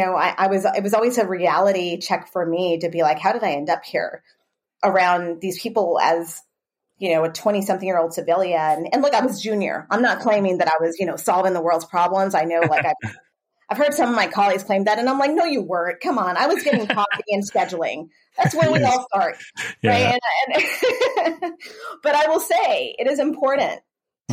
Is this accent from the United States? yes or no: yes; Texas, United States; moved away; I grew up in Texas